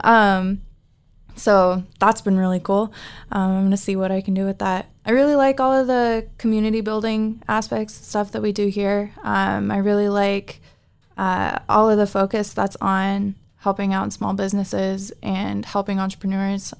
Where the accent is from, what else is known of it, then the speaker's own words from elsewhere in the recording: Anchorage, Alaska, United States; I'm from Anchorage, Alaska